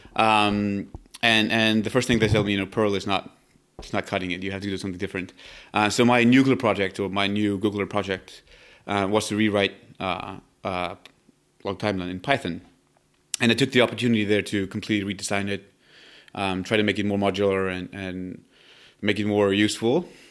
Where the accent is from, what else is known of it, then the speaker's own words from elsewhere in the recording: Iceland; moved away as an adult; now in Palo Alto, United States; I come from Iceland